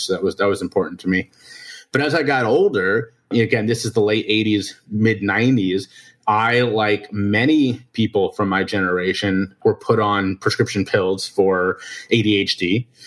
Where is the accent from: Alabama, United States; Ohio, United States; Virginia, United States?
Ohio, United States; Cincinnati; moved away as an adult; now in South Carolina, United States; I was born and raised in Cincinnati, Ohio.